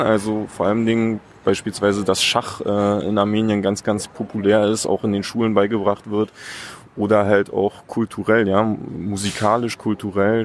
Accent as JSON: {"language": "German", "town": "Eberswalde", "region": "Brandenburg", "country": "Germany", "tie": "born or raised there", "said": "ich bin hier in Deutschland geboren"}